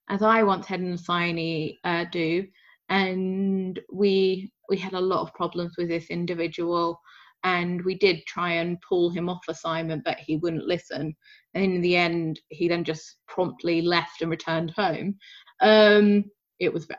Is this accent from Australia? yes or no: no; United Kingdom; I'm British